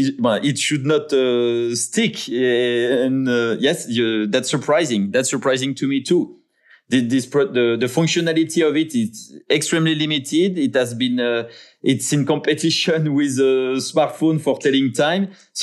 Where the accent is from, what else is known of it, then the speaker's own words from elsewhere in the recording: France; English is a second language; maybe my craziest dream would be to be involved in some redesign on the clock on the city house of my hometown in France, for instance.